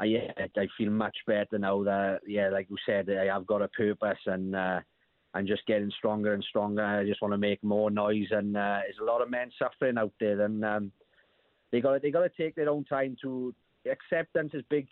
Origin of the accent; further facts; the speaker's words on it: South Wales, United Kingdom; we're from South Wales